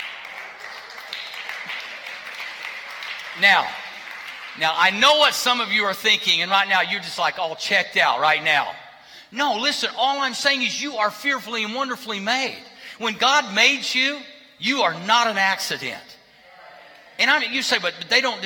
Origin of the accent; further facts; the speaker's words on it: Berry Hill, United States; grew up in Berry Hill